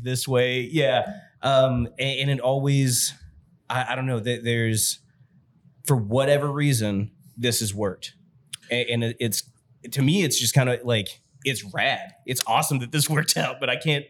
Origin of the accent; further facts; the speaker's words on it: New Albany, Indiana, United States; also born or lived in Jeffersonville, Indiana; I grew up in New Albany